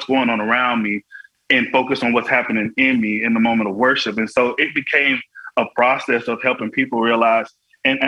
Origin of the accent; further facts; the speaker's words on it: Florida, United States; all I ever had growing up in Florida was my worship